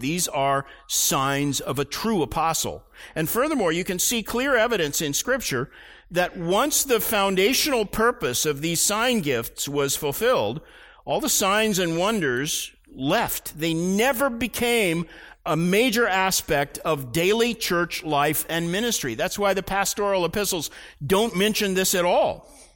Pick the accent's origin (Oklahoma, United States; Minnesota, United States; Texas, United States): Oklahoma, United States; Tulsa; I grew up in Tulsa, Oklahoma